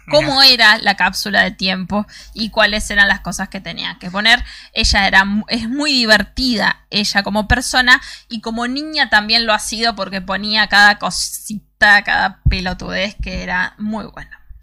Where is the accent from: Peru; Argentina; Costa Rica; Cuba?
Argentina; somos los argentinos